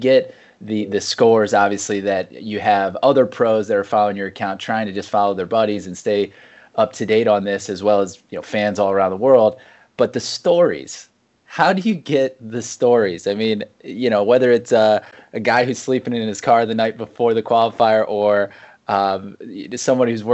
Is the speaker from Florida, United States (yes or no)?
no; Akron, Ohio, United States; now in Illinois, United States; I'm from Akron, Ohio. I played my collegiate golf for the University of Akron Zips